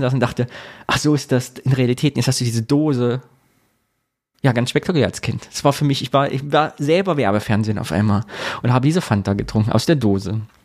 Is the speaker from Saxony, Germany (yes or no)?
no; Sondershausen, Thuringia, Germany; Und wir waren im Jugendclubhaus bei uns in Sondershausen